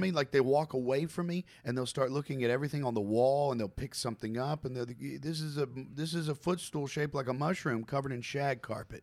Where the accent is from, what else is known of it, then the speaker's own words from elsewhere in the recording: Campbellsville, Kentucky, United States; I was born in Campbellsville, Kentucky, okay? It's a small town